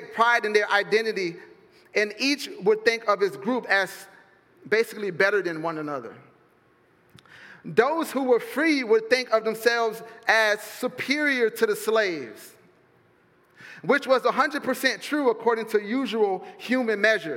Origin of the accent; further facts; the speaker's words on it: Fort Myers, Florida, United States; I'm from Fort Myers